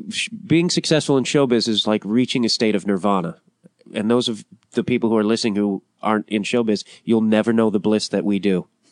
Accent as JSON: {"language": "English", "town": "Chicago", "region": "Illinois", "country": "United States", "tie": "born or raised there", "said": "I'm also growing up in Chicago"}